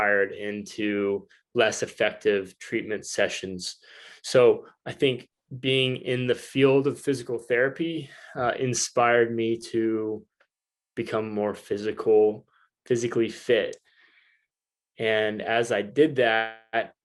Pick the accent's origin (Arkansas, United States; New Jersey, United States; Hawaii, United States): Arkansas, United States; Northwest; moved away as an adult; now in San Diego, United States; Northwest Arkansas is my hometown